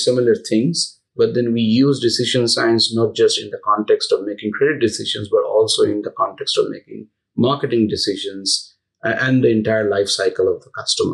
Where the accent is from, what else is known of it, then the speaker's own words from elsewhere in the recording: India; moved away as an adult; also born or lived in United States; growing up in India and then moving to US for my first job with Capital One